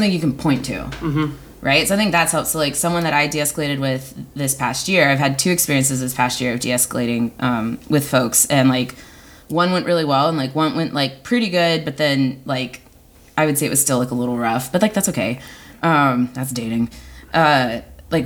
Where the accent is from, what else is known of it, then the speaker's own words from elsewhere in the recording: Texas, United States; moved away as an adult; now in Seattle, United States; growing up in Texas and growing up queer